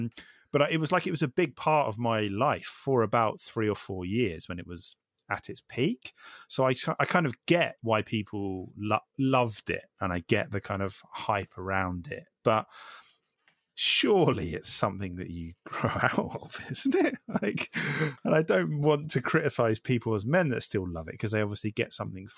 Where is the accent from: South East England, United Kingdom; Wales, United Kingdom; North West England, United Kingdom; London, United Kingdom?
South East England, United Kingdom; Isle of Wight; I grew up on the Isle of Wight